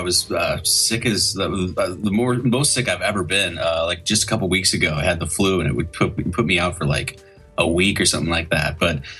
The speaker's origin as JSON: {"language": "English", "region": "Wisconsin", "country": "United States", "tie": "born or raised there", "moved": "yes", "lives_now": "Oregon, United States", "said": "I grew up in Wisconsin, so like I had some brutal winters there too."}